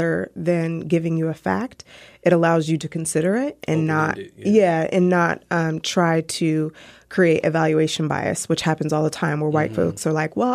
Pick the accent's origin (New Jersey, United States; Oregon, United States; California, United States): Oregon, United States; Portland; moved away as an adult; also born or lived in Chicago / Seattle; I was born and raised in Portland